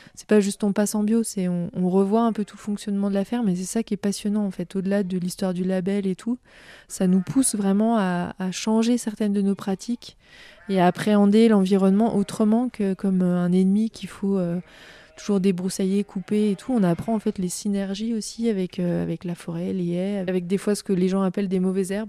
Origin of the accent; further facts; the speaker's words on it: Lake Annecy, Haute-Savoie, Auvergne-Rhône-Alpes, France; also born or lived in Grenoble; je suis née euh, au bord du lac d'Annecy, donc dans le département de la Haute-Savoie également. Euh, et donc, j'ai grandi euh, à Véry-du-Lac.